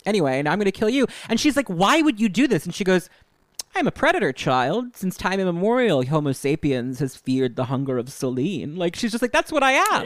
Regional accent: New York, United States; as a New Yorker

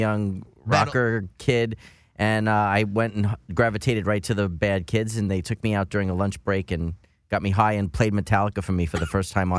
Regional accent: Brooklyn, New York, United States; Brooklyn, New York.

